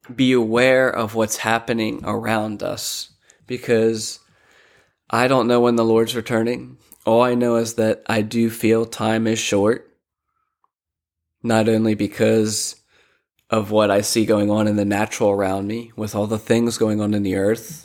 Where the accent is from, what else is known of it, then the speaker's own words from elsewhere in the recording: Lancaster, Pennsylvania, United States; moved away as an adult; also born or lived in Philadelphia, Pennsylvania; now in Sarasota, United States; I'm originally from Lancaster, Pennsylvania. Um, my family migrated out of Philly to Lancaster, grew up there